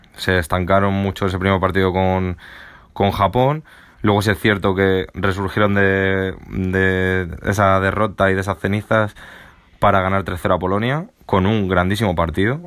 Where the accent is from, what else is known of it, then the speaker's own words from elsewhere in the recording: Spain; siendo español